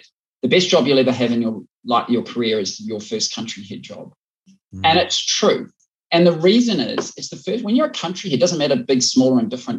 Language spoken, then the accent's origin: English; Auckland, New Zealand; moved away as an adult; also born or lived in London / New York / Cairo; I was from Auckland. In New Zealand, when I grew up, was a population of, you know, 2.8 million people.